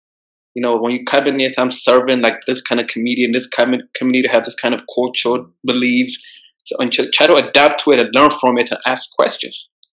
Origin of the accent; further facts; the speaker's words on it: Ethiopia; my country, like, I'm from Ethiopia, right?